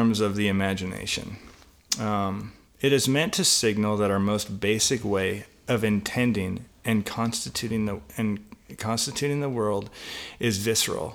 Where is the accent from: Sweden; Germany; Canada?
Canada; British Columbia; Growing up in British Columbia, I walked a lot around wooded areas